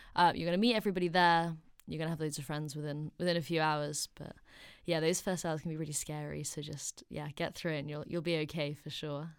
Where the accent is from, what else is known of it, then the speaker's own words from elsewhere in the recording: Oxford, South East England, United Kingdom; moved away as an adult; now in London, United Kingdom; I'm only from Oxford, so London's down the road